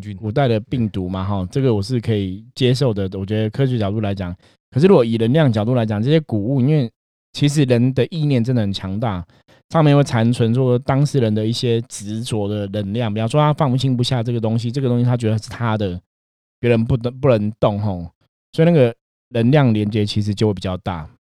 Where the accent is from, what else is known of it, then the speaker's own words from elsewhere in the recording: Taiwan; 我们台湾人讲偷工啊